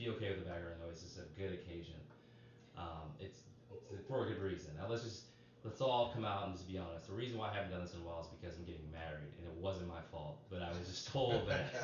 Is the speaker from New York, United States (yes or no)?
no; Boston, Massachusetts, United States; When I was a little kid, I grew up in Boston, Massachusetts